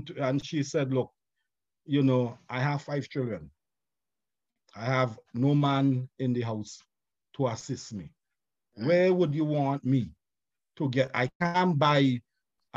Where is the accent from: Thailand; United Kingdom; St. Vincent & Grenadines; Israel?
St. Vincent & Grenadines; I'm from St. Vincent and the Grenadines